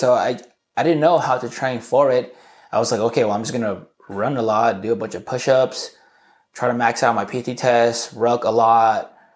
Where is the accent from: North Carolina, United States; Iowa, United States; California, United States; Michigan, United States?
California, United States; Southern; also born or lived in Garden Grove / Santa Ana; I was born and raised in Southern California. My parents were separated, so I spent a lot of time either in Garden Grove or in Santa Ana.